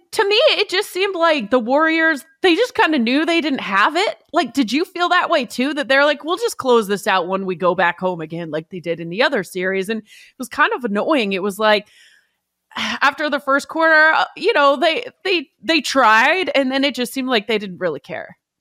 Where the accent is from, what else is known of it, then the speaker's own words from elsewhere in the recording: Vancouver, British Columbia, Canada; moved away; also born or lived in Toronto; I'm from Vancouver and I lived in Toronto